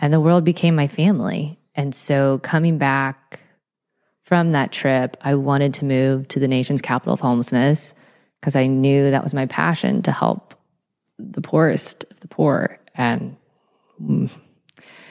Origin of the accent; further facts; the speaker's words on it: Atlanta, Georgia, United States; now in Los Angeles, United States; I'm not from Los Angeles originally. I'm from Atlanta, Georgia